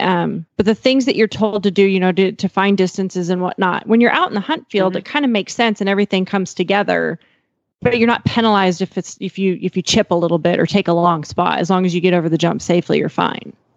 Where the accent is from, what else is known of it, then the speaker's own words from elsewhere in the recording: Montana, United States; now in Fort Worth, United States; I grew up in Montana and I live in Texas